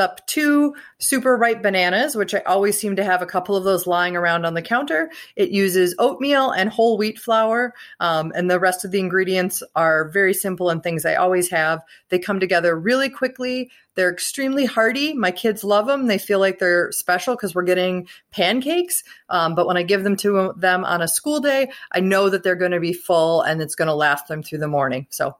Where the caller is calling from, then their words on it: Minnesota, United States; I'm from Minnesota